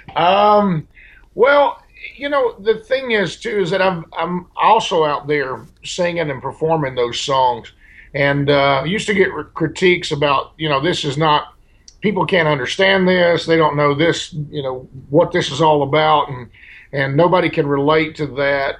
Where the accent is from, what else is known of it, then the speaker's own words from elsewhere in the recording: El Dorado, Arkansas, United States; now in Nashville, United States; my hometown, El Dorado, Arkansas